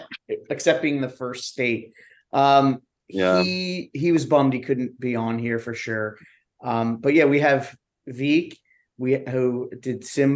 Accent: Hatboro, Pennsylvania, United States; I grew up in Hatboro.

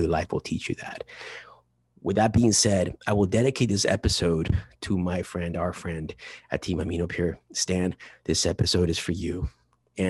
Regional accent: Chino Hills, California, United States; I'm from Chino Hills, but not from the beach, from the inland originally

